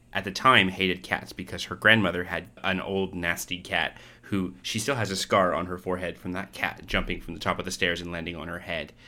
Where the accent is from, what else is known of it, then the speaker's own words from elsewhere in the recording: Canada; now in Australia; I'm from Canada. I live in Australia.